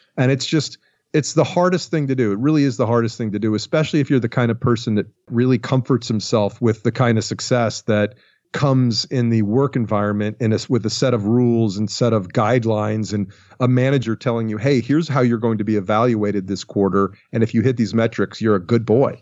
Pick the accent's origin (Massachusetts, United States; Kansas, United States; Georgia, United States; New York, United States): Georgia, United States; Atlanta; born or raised there; moved away as an adult; also born or lived in Los Angeles